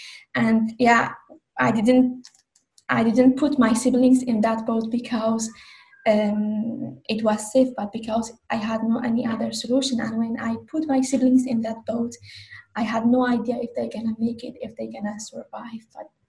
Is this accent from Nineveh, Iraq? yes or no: yes; Sinjar, Nineveh, Iraq; now in Switzerland; Yeah, so I am Yazidi from Iraq, from Sinjar, northern Iraq.